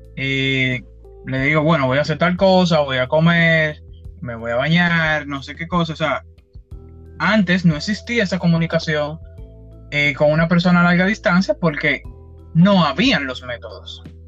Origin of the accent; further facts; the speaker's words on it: Dominican Republic; soy de la República Dominicana.